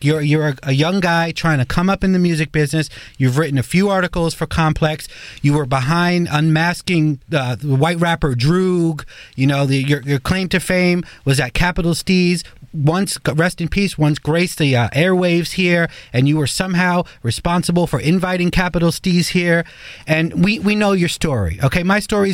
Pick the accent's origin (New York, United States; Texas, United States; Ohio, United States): New York, United States; New York City; I'm the New Yorker here